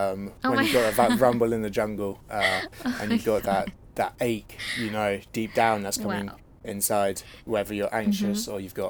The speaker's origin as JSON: {"language": "English", "country": "United Kingdom", "accent": "British"}